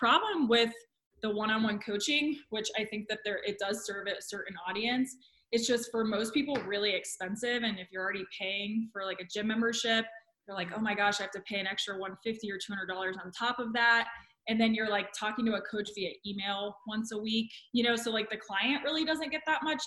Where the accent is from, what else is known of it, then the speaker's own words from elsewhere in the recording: Columbus, Ohio, United States; moved away; also born or lived in Florida; I'm from Columbus, Ohio